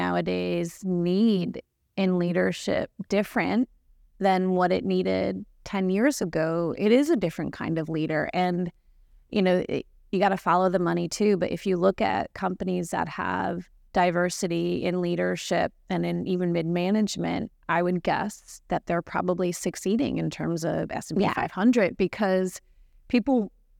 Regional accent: California, United States; And I grew up in California.

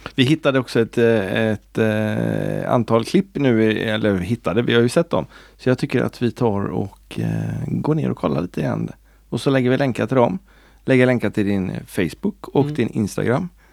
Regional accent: Sweden; vi som är svenskar

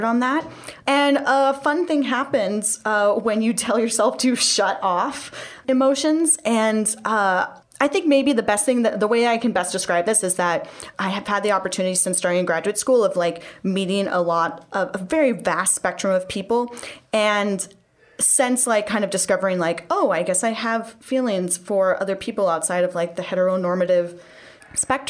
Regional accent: California, United States; moved away; I'm originally from California.

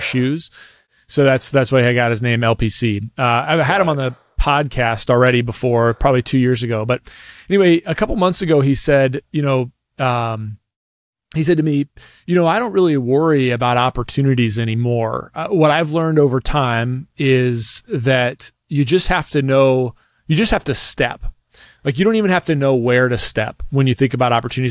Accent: United States; being an American

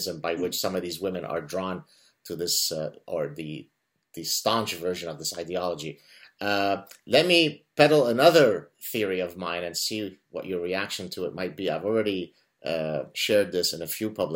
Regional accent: Lebanon; now in North America; we're Lebanese Jews who escaped Lebanon under imminent threat of execution

